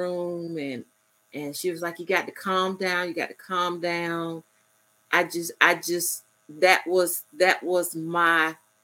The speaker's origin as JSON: {"language": "English", "town": "Ocala", "region": "Florida", "country": "United States", "tie": "born or raised there", "also_born_or_lived": "Albany, Georgia", "moved": "yes", "said": "I'm originally from Ocala, Florida"}